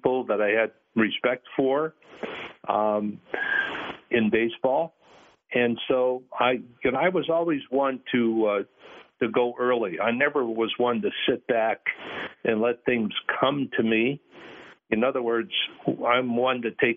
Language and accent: English; Chicago, Illinois, United States; moved away; my days growing up in Chicago